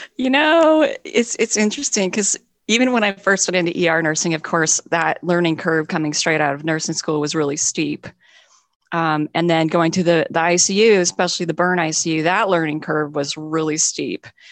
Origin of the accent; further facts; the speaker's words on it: Montana, United States; moved away as an adult; also born or lived in Seattle area; now in Seattle, United States; I'm mostly from Montana. And when I was growing up in Montana